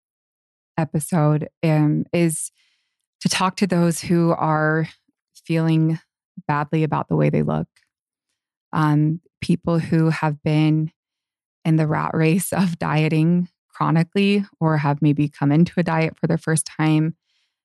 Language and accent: English; Tempe, Arizona, United States; in the area I grew up in Tempe, Arizona